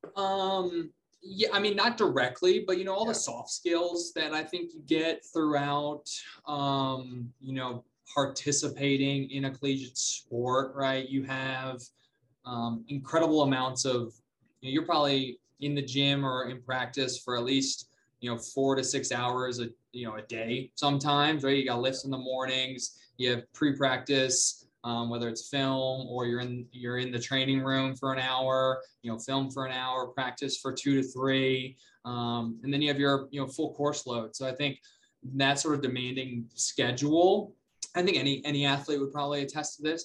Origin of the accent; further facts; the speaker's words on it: Charlotte, North Carolina, United States; moved away as an adult; also born or lived in Columbia, South Carolina; now in Denver, United States; I moved back to Charlotte. I'm from Charlotte